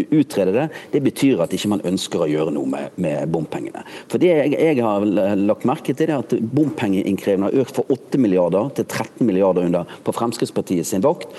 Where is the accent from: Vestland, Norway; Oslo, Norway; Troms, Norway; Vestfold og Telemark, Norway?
Vestland, Norway; Bergen; moved away; jeg er jo bergenser